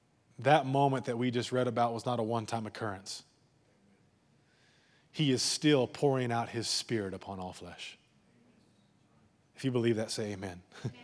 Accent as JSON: {"language": "English", "region": "Texas", "country": "United States", "tie": "born or raised there", "said": "we got to be careful of growing up in the Bible Belt and in West Texas."}